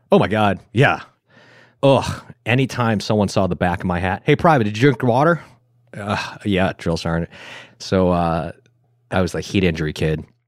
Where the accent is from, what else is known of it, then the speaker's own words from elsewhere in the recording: Buffalo, New York, United States; moved away; I'm from Buffalo, New York.